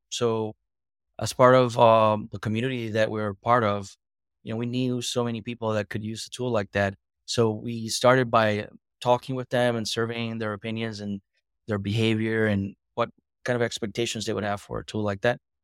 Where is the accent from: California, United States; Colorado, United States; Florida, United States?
Florida, United States; Boca Raton; I'm from Boca Raton, Florida